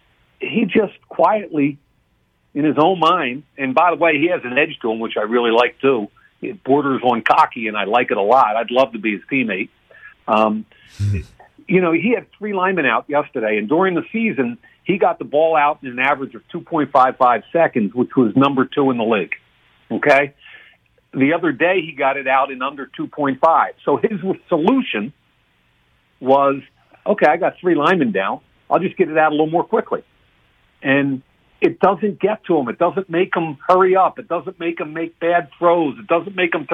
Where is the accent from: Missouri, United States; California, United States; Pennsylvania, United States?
Pennsylvania, United States; Philadelphia; I'm from Philly